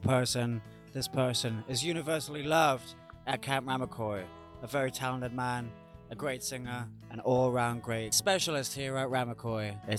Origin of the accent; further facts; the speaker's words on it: United Kingdom; I'm coming from the British culture